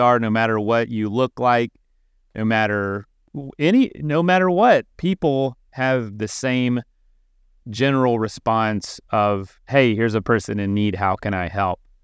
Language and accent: English; Florida, United States; I'm from Florida